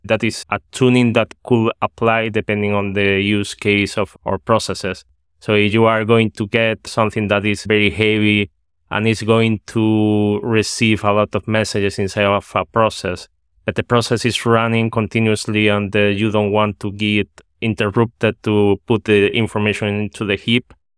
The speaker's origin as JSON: {"language": "English", "country": "Spain", "moved": "yes", "lives_now": "Netherlands", "said": "I'm from Spain, but at this moment I'm living in the Netherlands."}